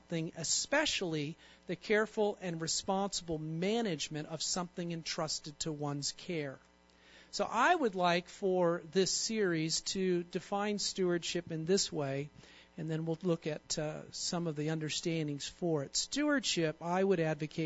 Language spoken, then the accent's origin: English; California, United States; moved away as an adult; now in Texas, United States; I'm from California